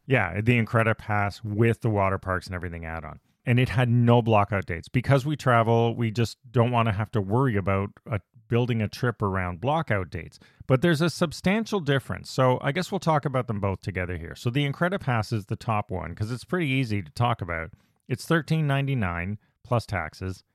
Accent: Canada; being Canadian, our Thanksgiving's actually in October

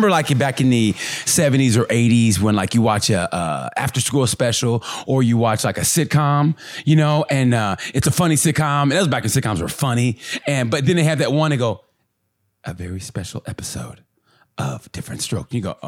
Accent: Oklahoma, United States; I grew up in Oklahoma, but it was like, you know, Baptist, you know, you mm-hmm. go to church on Sundays, Sunday morning.

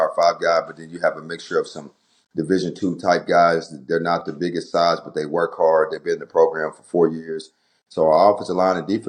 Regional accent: Del City, Oklahoma, United States; also born or lived in Midwest City, Oklahoma; I grew up in Del City, then I moved over to Carl Albert

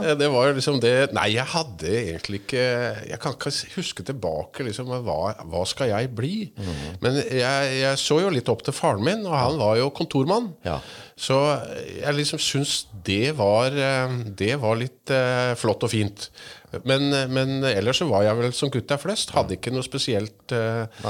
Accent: Stathelle, Telemark, Norway; now in Langesund, Norway; er egentlig født og oppvokst på Satelle

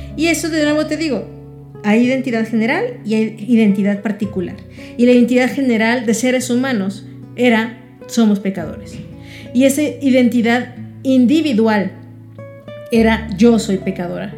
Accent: Mexico

